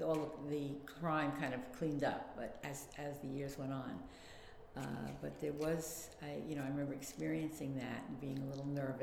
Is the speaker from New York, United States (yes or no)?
yes; Long Island, Nassau County, New York, United States; moved away as an adult; now in Brooklyn, United States; I actually was born in Brooklyn, but my family moved to Long Island when I was young, I think about 5 or 6. And so I grew up on Long Island in Nassau County